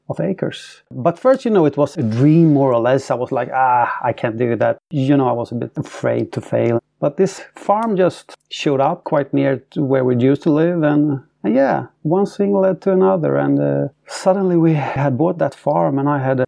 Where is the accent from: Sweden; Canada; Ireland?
Sweden; I'm from Sweden, born and raised.